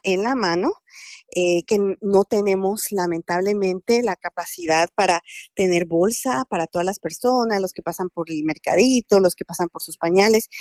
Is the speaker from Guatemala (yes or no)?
yes; Guatemala; moved away; Yo soy guatemalteca